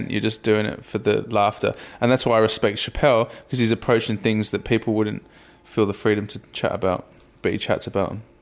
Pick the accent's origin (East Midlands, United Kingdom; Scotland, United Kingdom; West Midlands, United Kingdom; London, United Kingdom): West Midlands, United Kingdom; Rugby; where I grew up in Rugby and in Middle England